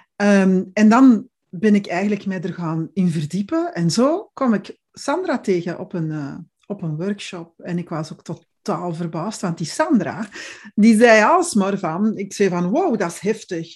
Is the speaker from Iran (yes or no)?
no; Belgium; accent: Belgian; now in Zeeland, Netherlands; klink ik Belgisch, want ik ben Belgisch.